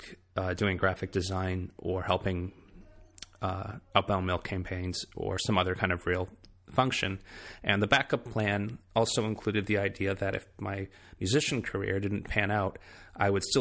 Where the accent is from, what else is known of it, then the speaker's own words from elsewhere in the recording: Michigan, United States; moved away as an adult; also born or lived in Boston; now in South Carolina, United States; my hometown in Michigan